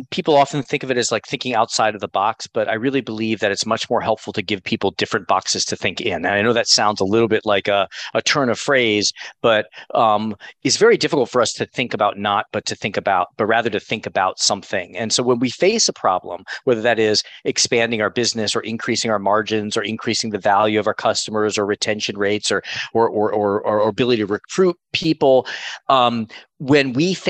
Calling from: Miami, Florida, United States; also born or lived in Connecticut; I'm calling in from Miami. I just moved last week from Connecticut to Miami with my family.

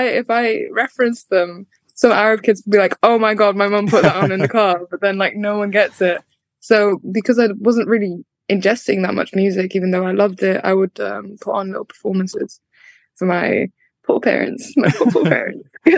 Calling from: Manchester, North West England, United Kingdom; So Manchester, but I was in London yesterday to drop off like a birthday present and go to an event, and then I've come back home today

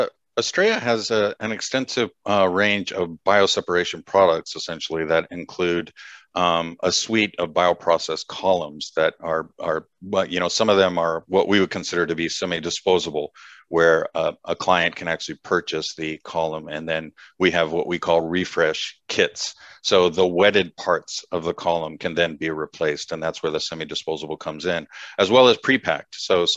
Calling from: San Clemente, California, United States; So I am based in Southern California, so a little town called San Clemente, kind of right in between LA and San Diego.

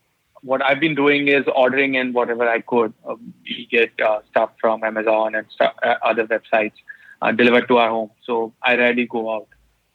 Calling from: Mumbai, Maharashtra, India; I live in Mumbai, India. We are under a lockdown right now. I'm at home.

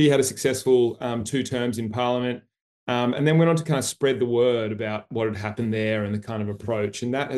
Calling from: Sydney, New South Wales, Australia; So I'm calling in from Sydney, Gadigal land in Australia.

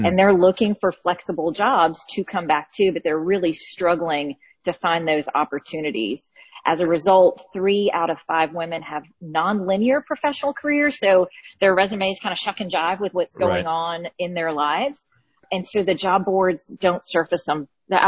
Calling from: Birmingham, Alabama, United States; Birmingham, Alabama. So we're just getting the storm in, but nothing bad.

